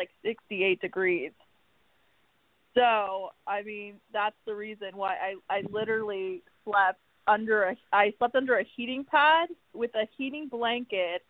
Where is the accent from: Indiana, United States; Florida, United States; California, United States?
Florida, United States; Miami; now in Los Angeles, United States; I'm from Miami.